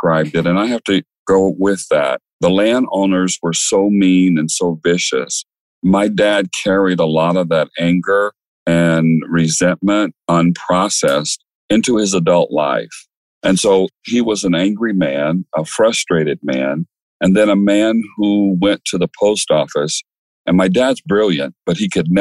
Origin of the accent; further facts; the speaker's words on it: Okmulgee, Oklahoma, United States; So I was born in Colored People's Hospital in a African American, Native American community in Oklahoma. Okmulgee is the name of the little country city. My parents were living in the country